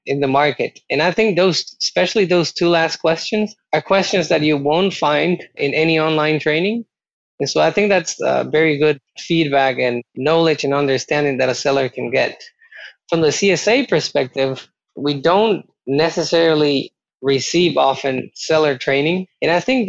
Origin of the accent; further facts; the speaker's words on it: Costa Rica; moved away; I'm originally from Costa Rica